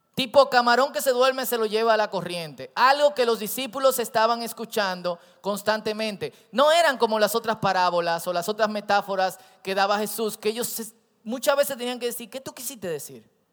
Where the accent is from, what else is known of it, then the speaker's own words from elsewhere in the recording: Santo Domingo Oeste, Distrito Nacional, Dominican Republic; Yo crecí en Herrera